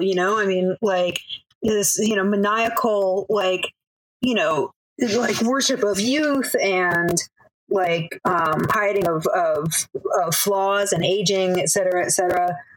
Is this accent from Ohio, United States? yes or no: no; Manchester, Connecticut, United States; moved away as an adult; also born or lived in Baltimore, Maryland / Chicago, Illinois / New York; now in Brooklyn, New York, United States; I grew up in Manchester, Connecticut